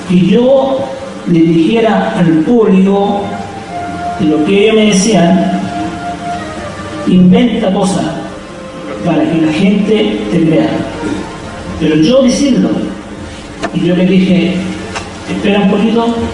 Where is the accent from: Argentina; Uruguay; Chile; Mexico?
Chile; donde yo nací allá es recinto privado.